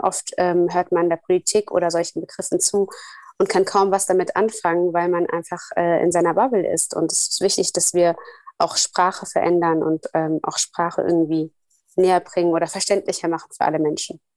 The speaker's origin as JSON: {"language": "German", "country": "Somalia", "moved": "yes", "said": "Ich komme ja aus Somalia"}